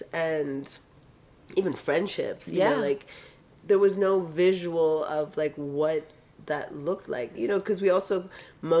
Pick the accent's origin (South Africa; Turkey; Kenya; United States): Kenya; I grew up, my family's from Tanzania and East Africa. I grew up in Kenya